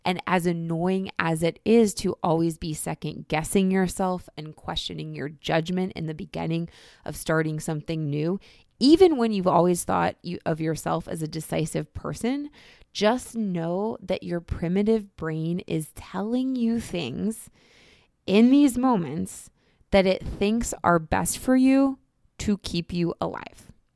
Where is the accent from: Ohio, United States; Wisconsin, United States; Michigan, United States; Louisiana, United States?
Ohio, United States; Northeast Ohio near Cleveland, United States; moved away as an adult; now in New York City, United States; I grew up in Northeast Ohio near Cleveland